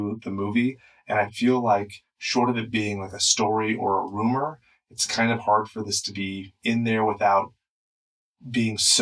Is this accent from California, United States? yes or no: yes; Inland Empire, California, United States; we're cracker asses from the Inland Empire